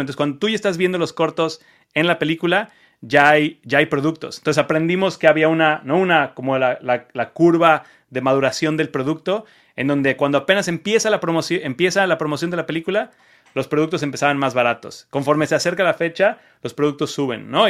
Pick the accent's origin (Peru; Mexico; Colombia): Mexico; Cancún, Quintana Roo; moved away as an adult; also born or lived in Mexico City, Mexico / Las Vegas, United States; now in United States; yo soy mexicano, como ya habrán escuchado, este, yo soy de Cancún